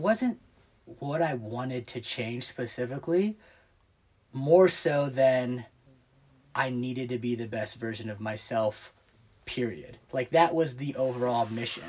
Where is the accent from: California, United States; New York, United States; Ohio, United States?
Ohio, United States; Clyde; also born or lived in Bowling Green, Ohio; grew up in Green Springs slash Clyde